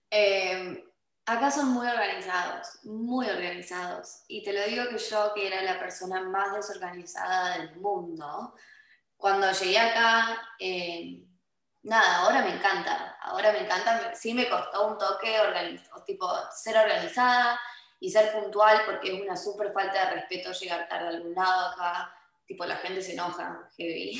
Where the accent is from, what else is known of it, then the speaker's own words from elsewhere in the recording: Argentina; moved away as an adult; now in California, United States; en Argentina nosotros almorzamos como cenamos